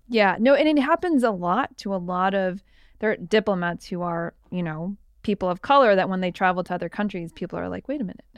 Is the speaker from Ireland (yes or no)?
no; Canada; I was born in Canada